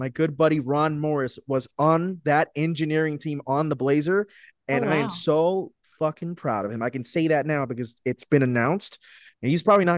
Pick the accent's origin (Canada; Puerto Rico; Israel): Puerto Rico; moved away; I'm Puerto Rican, born and raised in Puerto Rico, but raised